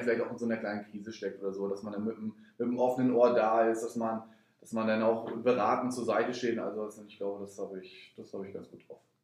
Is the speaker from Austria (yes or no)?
no; Rostock, Mecklenburg-Vorpommern, Germany; also born or lived in Potsdam; ich bin ja hier geboren